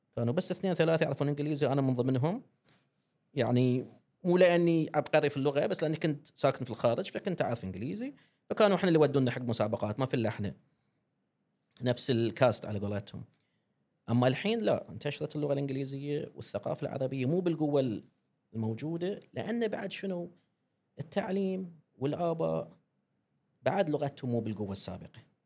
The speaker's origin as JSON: {"language": "Arabic", "country": "Bahrain", "accent": "Bahraini", "said": "احنا البحرين نحب لهجتنا وايد"}